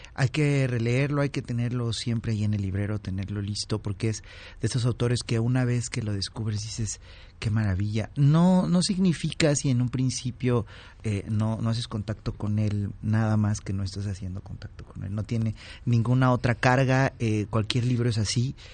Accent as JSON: {"language": "Spanish", "region": "Oaxaca", "country": "Mexico", "said": "oaxaqueña, ahora te voy a decir el, nombre, una paisana mía"}